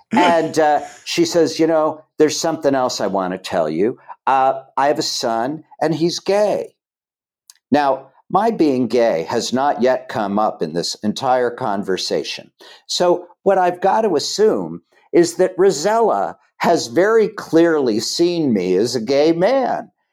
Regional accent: Chillicothe, Ohio, United States; moved away; I grew up in Chillicothe, Ohio

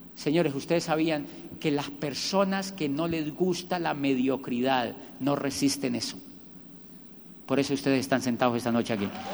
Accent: Colombia; moved away as an adult; also born or lived in Barcelona; yo soy de Colombia

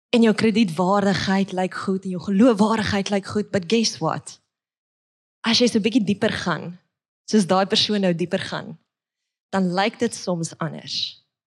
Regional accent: Witbank, Mpumalanga, South Africa; moved away; also born or lived in Pretoria; ek word gebore in Witbank

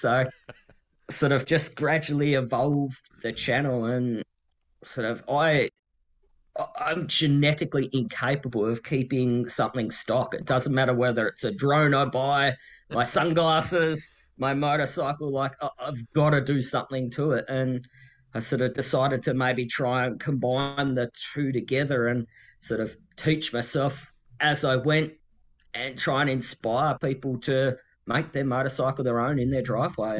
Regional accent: Tasmania, Australia; I Ride Tasmania, uh, which is my home state

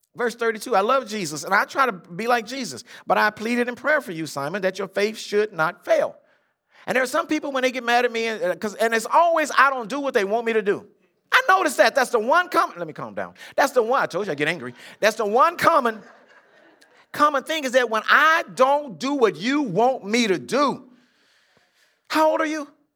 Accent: Compton, California, United States; born or raised there

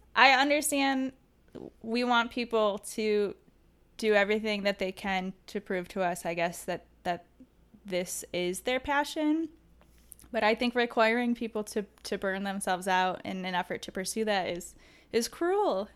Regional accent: Detroit, Michigan, United States; I grew up in the Metro Detroit area

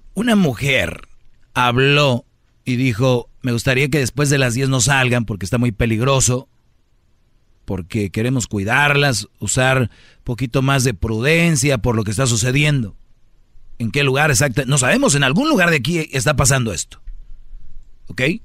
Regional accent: Mexico; Yo soy mexicano

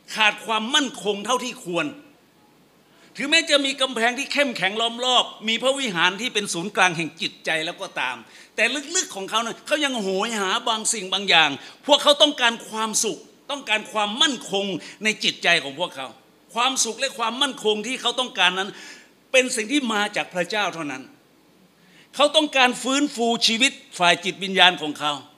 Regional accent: Phetchabun, Thailand; now in Bangkok, Thailand; ผมเป็นคนเพชรบูรณ์

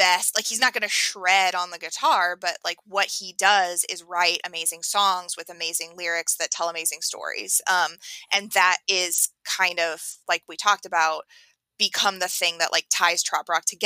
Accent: central Oregon, United States; now in Arizona, United States; I live in Arizona now, but I'm from Oregon, central Oregon, so we would get snow.

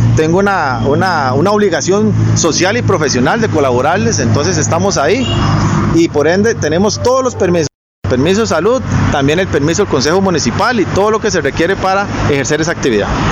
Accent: Alajuelita, San José, Costa Rica; Yo nací, crecí y vivo acá en el cantón de la Juelita.

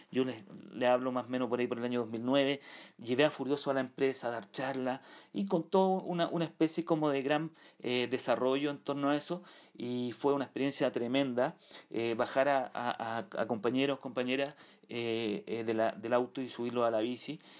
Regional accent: San Miguel, Santiago Metropolitan Region, Chile; los barrios de San Miguel, estudié en San Miguel, eh, viví, nací en San Miguel

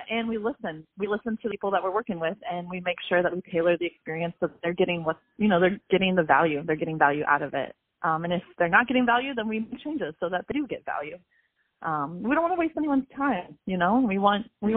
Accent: San Diego, California, United States; also born or lived in Honduras; I grew up in San Diego

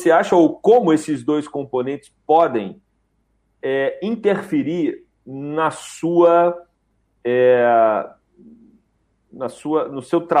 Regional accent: São Paulo, Brazil; moved away as an adult; also born or lived in Edinburgh, United Kingdom; now in Cuiabá, Brazil; Sou de São Paulo, sou de São

